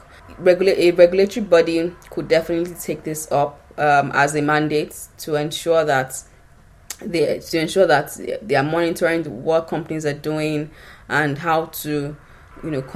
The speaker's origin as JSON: {"language": "English", "country": "Nigeria", "said": "I come from Nigeria"}